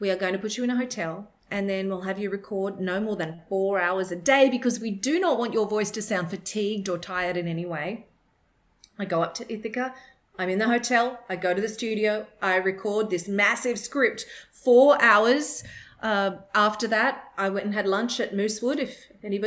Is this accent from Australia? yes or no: yes; Australia; accent: Australian; my Australian accent